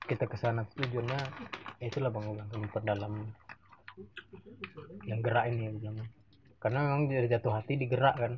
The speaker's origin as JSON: {"language": "Indonesian", "region": "Bali", "country": "Indonesia", "said": "enggak memang kami dari Bali udah nggak ada lagi orang dalam"}